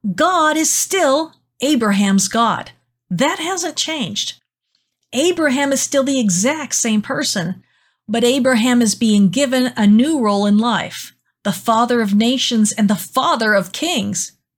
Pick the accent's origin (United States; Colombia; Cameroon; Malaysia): United States; learning not to be an American is hard for me